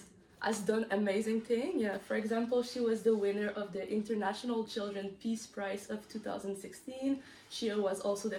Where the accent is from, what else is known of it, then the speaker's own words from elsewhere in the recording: Canada; I'm 26 years old, and I'm from Canada.